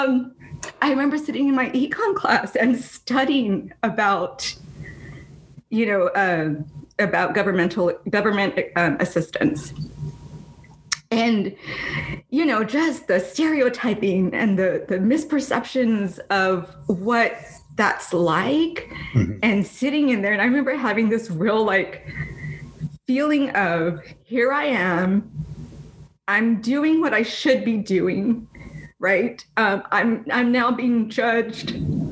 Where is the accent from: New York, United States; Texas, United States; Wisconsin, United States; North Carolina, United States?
Texas, United States; Edcouch; moved away as an adult; now in Northern California, United States; growing up in Ed Cachesa